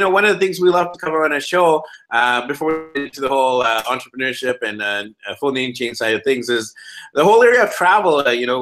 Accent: Vancouver, British Columbia, Canada; I'm actually from Vancouver, BC, Canada, and we're known for not having the best winters either

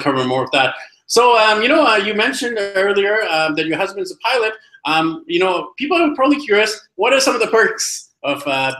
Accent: Vancouver, British Columbia, Canada; we have a fellow Canadian. I'm actually from Vancouver, BC, Canada

